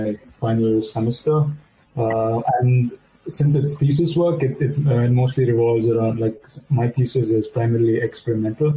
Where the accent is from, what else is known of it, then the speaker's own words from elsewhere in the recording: Belur, Karnataka, India; moved away as an adult; now in Germany; I'm from Belur.